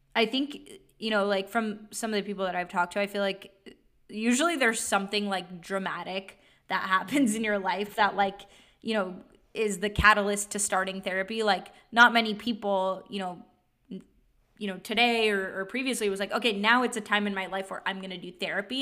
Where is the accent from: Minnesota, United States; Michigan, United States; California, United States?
California, United States; East Bay, Bay Area; also born or lived in Santa Barbara / San Francisco; now in Los Angeles, United States; but I did grow up in the Bay Area, so in the East Bay